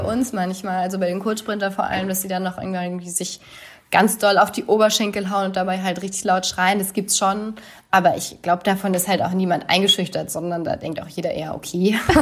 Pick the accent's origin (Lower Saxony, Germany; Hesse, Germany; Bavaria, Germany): Lower Saxony, Germany; Oldenburg; mein Heimatort in Oldenburg